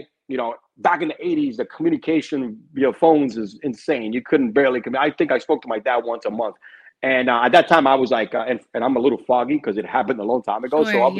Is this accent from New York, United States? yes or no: yes; New York City, New York, United States; moved away as an adult; also born or lived in Cuba; now in Florida, United States; I'm Cuban, so you're born with a ball and a bat and a glove in your hand. So basketball was my default because I grew up in Brooklyn, New York when we came here from Cuba.